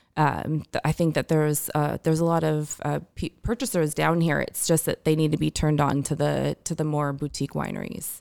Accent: Orange County, California, United States; I grew up in Orange County

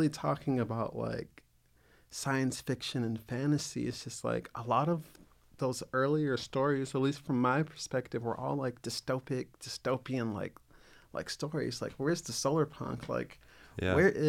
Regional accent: the South, United States; I grew up in the South.

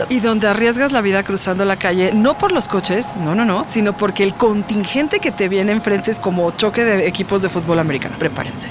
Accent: Mexico City, Mexico; soy muy chilanga

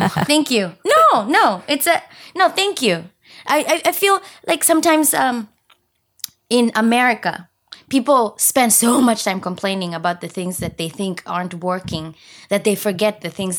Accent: Kenya; now in United States; I'm from Kenya, and where I'm from, maybe because it's a third world country, the people who use wheelchairs have a really hard time.

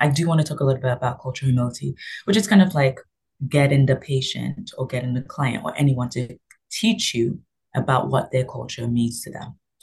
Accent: London, United Kingdom; also born or lived in Nigeria; now in Canada; I am Nigerian. I was raised in London, England, and then I came here to Canada.

